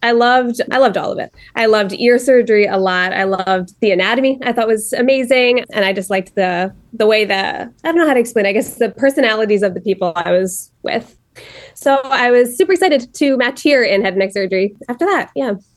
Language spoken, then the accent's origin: English; New Jersey, United States; moved away as an adult; now in Cleveland, United States; I'm from New Jersey originally